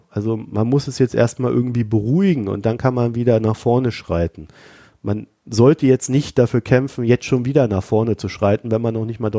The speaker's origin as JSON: {"language": "German", "region": "East Germany", "country": "Germany", "said": "die Vergangenheit hilft mir nicht weiter und das sage ich jetzt als Ossi."}